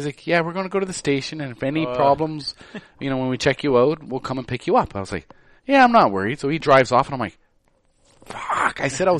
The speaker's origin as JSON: {"language": "English", "region": "Nova Scotia", "country": "Canada", "moved": "yes", "lives_now": "Montreal, Canada", "said": "I'm from Nova Scotia"}